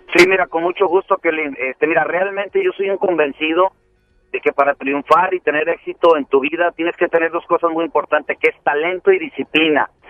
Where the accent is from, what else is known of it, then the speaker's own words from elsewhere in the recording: Tepic, Nayarit, Mexico; Soy originario de Tepic, Nayarit